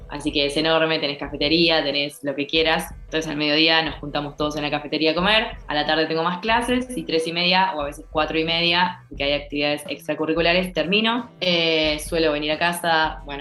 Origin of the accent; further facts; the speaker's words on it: Argentina; now in Thailand; hay gente de todos lados, pero no hay nadie de Argentina. Yo soy la primera que llegó